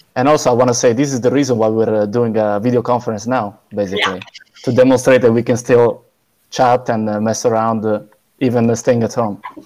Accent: Cagliari, Sardinia, Italy; I grew up in Cagliari, but my parents are from a village.

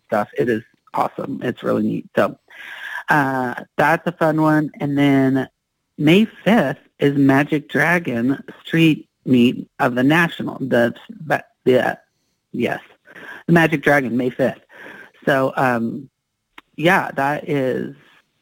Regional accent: Iowa, United States; moved away; I'm from Iowa. We didn't have access to a lot of awesomeness as far as concerts were concerned

